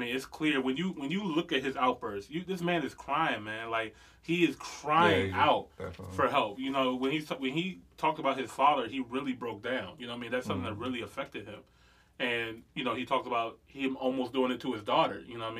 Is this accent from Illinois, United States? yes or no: yes; Chicago, Illinois, United States; but I'm from Chicago, and, you know, and guns are this way and stuff like that.